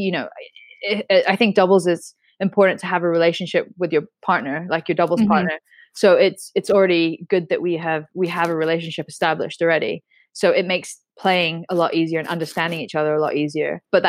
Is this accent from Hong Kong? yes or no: yes; Hong Kong; born there; also born or lived in United States / England; I was born in Hong Kong, and my mom's from Hong Kong. My father's British, and like, I never really grew up in England. I lived there for a couple of years, but I actually was in America for pretty much most of my adolescent life, from like 10 to 17